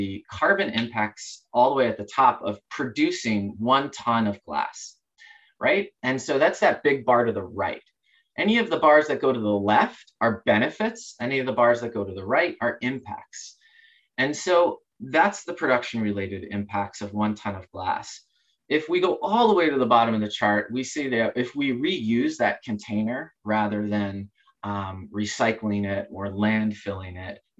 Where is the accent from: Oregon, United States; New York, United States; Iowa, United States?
Oregon, United States; not just in my home state of Oregon.